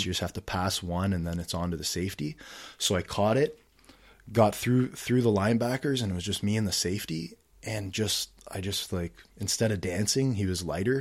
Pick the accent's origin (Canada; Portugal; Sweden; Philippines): Canada; Ottawa, Ontario; I grew up here in Ottawa